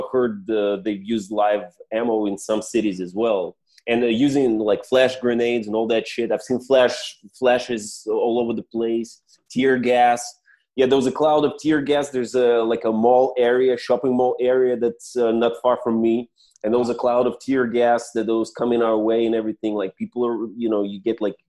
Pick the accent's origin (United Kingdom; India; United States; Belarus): Belarus; now in Minsk, Belarus; I arrived in Minsk, where I live now